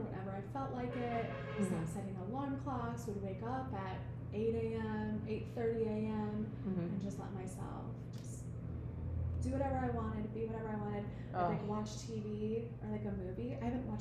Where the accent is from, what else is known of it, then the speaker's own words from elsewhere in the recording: Iowa, United States; moved away as an adult; now in Nosara, Costa Rica; I'm from Iowa